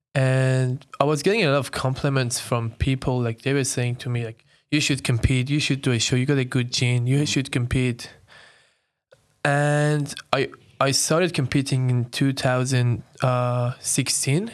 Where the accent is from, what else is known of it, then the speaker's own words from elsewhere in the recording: Iran; moved away as an adult; now in Sydney, Australia; I'm, I'm born and raised in Iran. I came to Australia when I was nineteen